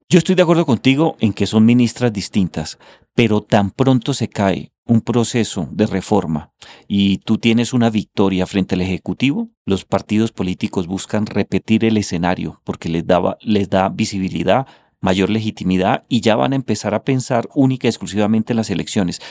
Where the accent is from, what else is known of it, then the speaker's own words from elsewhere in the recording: Colombia; condenarnos como colombianos